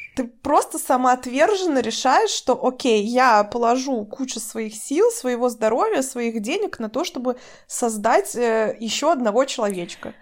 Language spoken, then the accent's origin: Russian; Russia; у нас в России